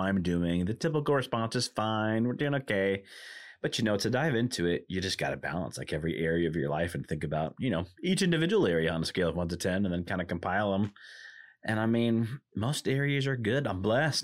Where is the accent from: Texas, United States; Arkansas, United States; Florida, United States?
Arkansas, United States; also born or lived in Michigan / Indiana; now in Milwaukee, United States; I grew up in Arkansas, which has no professional sports teams of any kind